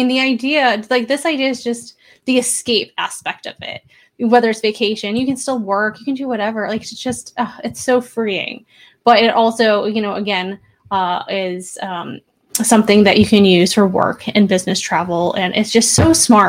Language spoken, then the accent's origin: English; Buffalo, New York, United States; now in Seattle, United States; I originally come from Buffalo. I'm now over in Seattle.